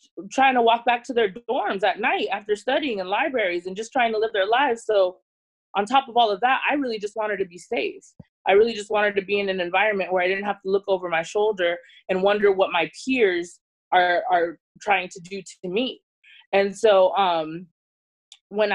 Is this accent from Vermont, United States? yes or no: no; San Diego, California, United States; also born or lived in Bay Area; I grew up in San Diego.